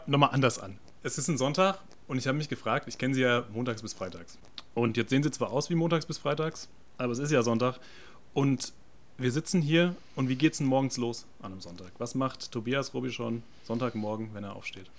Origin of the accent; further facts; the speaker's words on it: Frankfurt, Hesse, Germany; als Frankfurter, als Städter